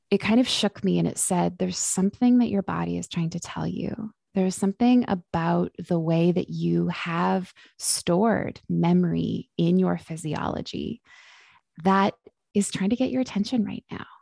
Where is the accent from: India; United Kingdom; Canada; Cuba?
Canada; Vancouver, British Columbia; now in Victoria, Canada; I am born and raised in Vancouver, B C, and just made a move to Victoria, B C